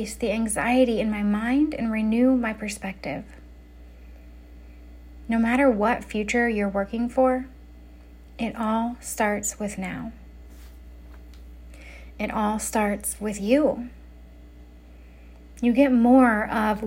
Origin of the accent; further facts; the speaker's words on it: Denver, Colorado, United States; now in California, United States; Denver is my hometown. It's where I'm from. It's where I lived before I moved to California